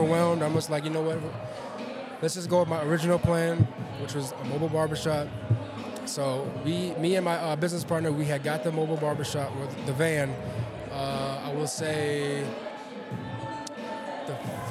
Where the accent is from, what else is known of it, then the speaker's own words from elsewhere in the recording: Minnesota, United States; moved away as an adult; also born or lived in Los Angeles; I'm out here from Minnesota